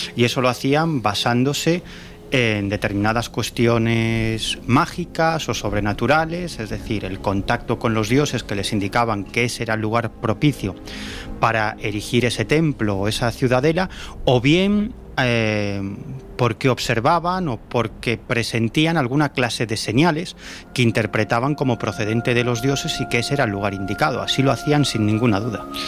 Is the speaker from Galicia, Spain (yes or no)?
yes; Galicia, Spain; En mi tierra